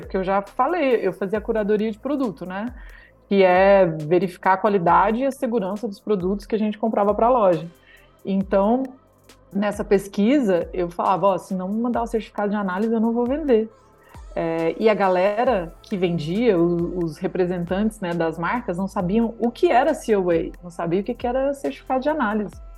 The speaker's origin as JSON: {"language": "Portuguese", "town": "Alto Paraíso de Goiás", "region": "Goiás", "country": "Brazil", "tie": "born or raised there", "also_born_or_lived": "Vancouver, Canada", "moved": "as an adult", "said": "eu sou de Alto Paraíso de Goiás. E cresci em São Jorge"}